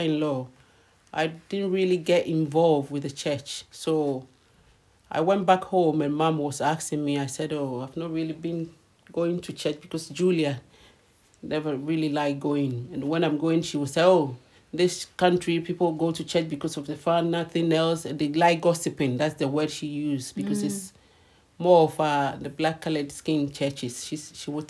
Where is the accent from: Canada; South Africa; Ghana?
Ghana; moved away as an adult; now in London, United Kingdom; I've just come from Ghana